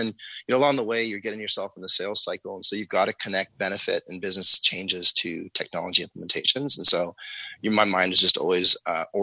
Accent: Calgary, Alberta, Canada; I grew up in Calgary. I was raised here.

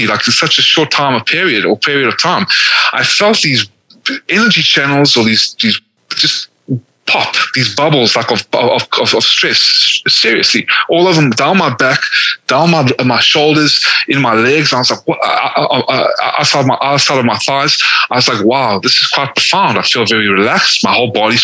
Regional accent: South Africa; also born or lived in Atlanta, Georgia, United States; now in United States; The only reason I was born in South Africa is because my family that was slaughtered in the Holocaust in Lithuania and Hungary, what was left of them fled to South Africa. I was born. And then I moved to America, into Atlanta, Georgia, in the South.

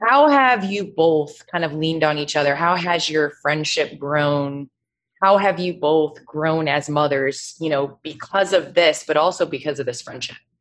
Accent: Chicago, Illinois, United States; I grew up in the Chicagoland area

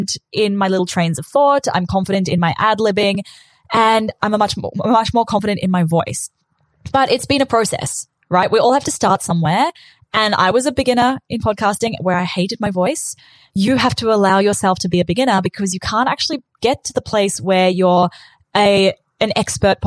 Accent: New Zealand; accent: Kiwi; moved away as an adult; also born or lived in South Africa / South Island, New Zealand; now in Australia; when I was 8, my family moved from South Africa to New Zealand, and I was bullied for being the kid with the weird accent. And then when I was 18, I moved to the South Island of New Zealand for uni

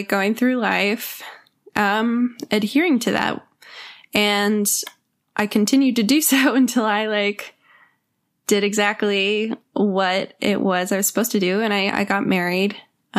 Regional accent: Texas, United States; I grew up in Texas and it's a great place to grow up.

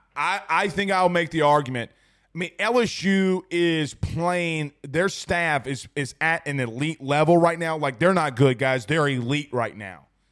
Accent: Franklinton, Louisiana, United States; I grew up in little Franktown.

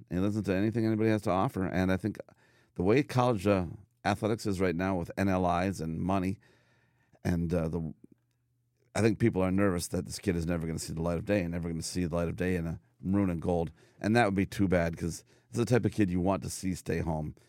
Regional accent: United States; as an American growing up

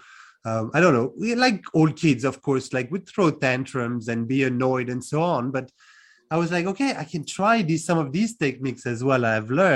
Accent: France; moved away as an adult; also born or lived in London, United Kingdom; now in Cluj-Napoca, Romania; I'm originally from France, born and raised, and I left about 15 years ago to move to the UK first. And now I'm in Cluj-Napoca in Romania.

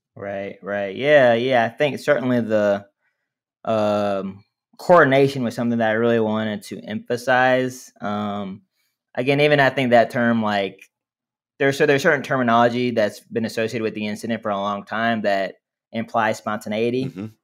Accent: Montgomery, Alabama, United States; in my hometown of Montgomery, Alabama, we have a we have a Booker T. Washington High School

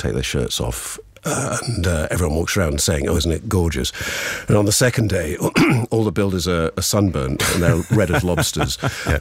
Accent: Yorkshire and the Humber, United Kingdom; accent: English; I'm from Yorkshire

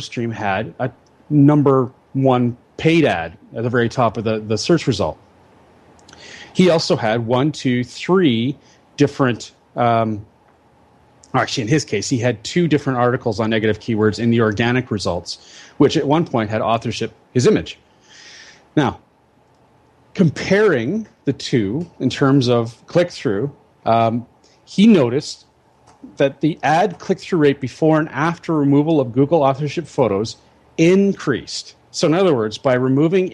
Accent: Victoria, British Columbia, Canada; I'm a fifth generation Victorian.

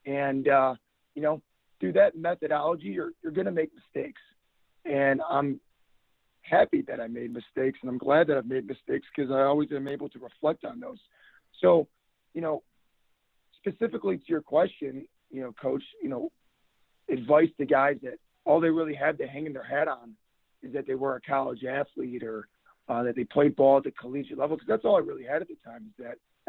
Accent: Buffalo, New York, United States; moved away; also born or lived in Berea, Ohio; Now, I tell everyone I'm from Buffalo, New York, but I became a man in Berea, Ohio.

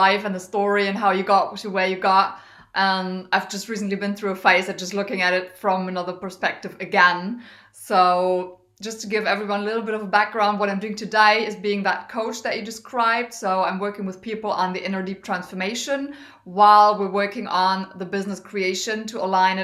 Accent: Germany; also born or lived in Düsseldorf, Germany / United States; I'm in from Germany originally. I live most of the time in Germany.

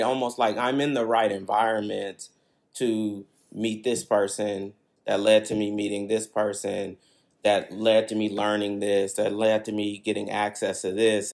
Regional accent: Berkeley, California, United States; I grew up on Ashby, which is like a, basically a highway kind of in Berkeley.

